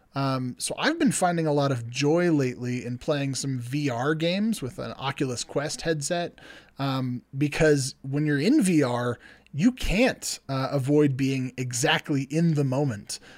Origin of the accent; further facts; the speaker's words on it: California, United States; I'm from California